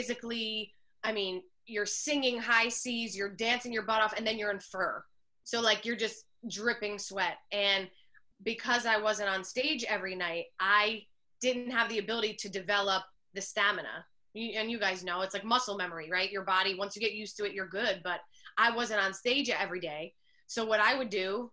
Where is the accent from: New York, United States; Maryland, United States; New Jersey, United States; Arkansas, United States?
New Jersey, United States; I'm really from New Jersey.